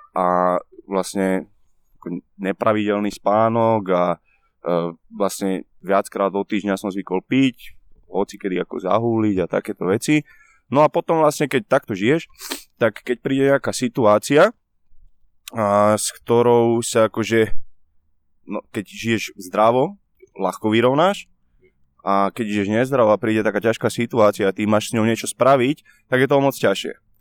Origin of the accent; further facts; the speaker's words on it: Nitra, Nitra Region, Slovakia; od malička, tým, že som vyrastal na Klokočine, na sídlisku uh, v Nitre